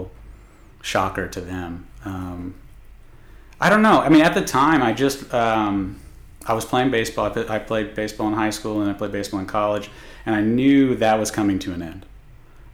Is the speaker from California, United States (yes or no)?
yes; Corona, California, United States; moved away as an adult; now in College Station, United States; I'm from originally from Corona, California